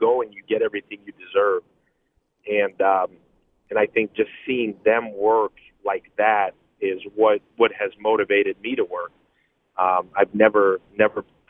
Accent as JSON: {"language": "English", "town": "New York City", "region": "New York", "country": "United States", "tie": "born or raised there", "said": "growing up in Brooklyn"}